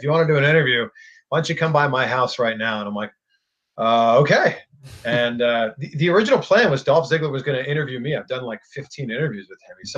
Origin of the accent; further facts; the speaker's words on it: Toronto, Ontario, Canada; also born or lived in Cleveland; now in Florida, United States; I am Canadian. I am from Toronto. I lived in Cleveland before moving to Florida